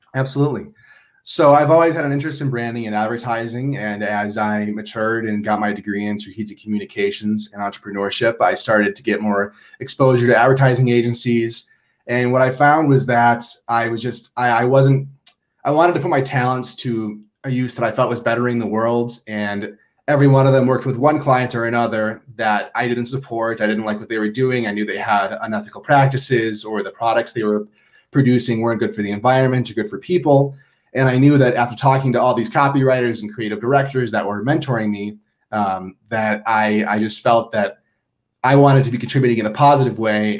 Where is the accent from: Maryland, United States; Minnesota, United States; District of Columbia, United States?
Minnesota, United States; moved away as an adult; now in Boulder, United States; I'm from Minnesota and I came to Boulder to escape Minnesota.